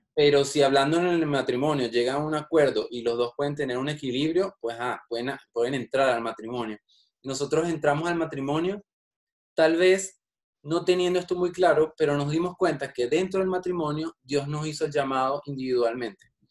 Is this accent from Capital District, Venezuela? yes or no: yes; Caracas, Capital District, Venezuela; moved away; Yo soy de Caracas, de la capital de Venezuela.